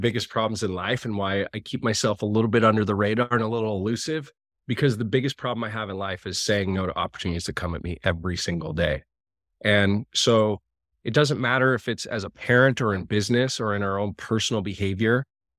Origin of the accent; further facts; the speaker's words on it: Montana, United States; my little local community where I grew up in Montana